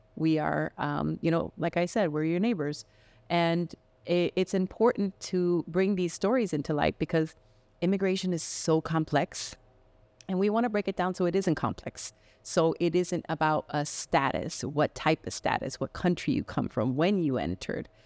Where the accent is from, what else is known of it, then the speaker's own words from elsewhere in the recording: Miami, Florida, United States; also born or lived in Medellin, Colombia; now in Spokane, United States; I grew up in Miami, and that's where we, that's where I consider, um, part of my home